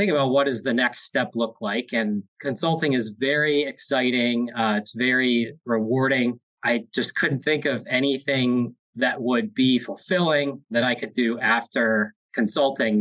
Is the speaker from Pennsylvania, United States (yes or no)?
yes; Hershey, Pennsylvania, United States; Born and raised in Hershey, Pennsylvania